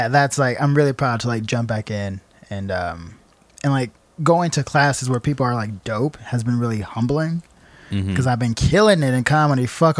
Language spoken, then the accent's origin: English; Chicago, Illinois, United States; moved away as an adult; now in New York, United States; I'm from Chicago.